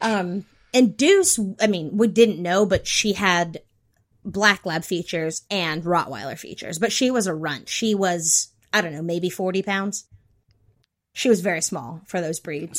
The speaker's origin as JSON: {"language": "English", "region": "North Carolina", "country": "United States", "tie": "born or raised there", "said": "I grew up in North Carolina"}